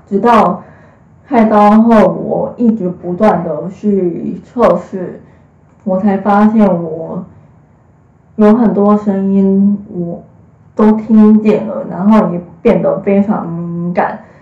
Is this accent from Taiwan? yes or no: yes; Hsinchu, Taiwan; 今年二十三岁，我是新竹人，然后大学是读柔情设计系，然后树德科技大学